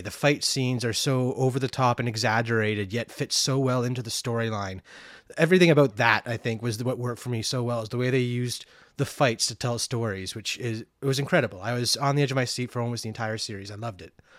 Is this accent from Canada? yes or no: yes; Canada; growing up in Canada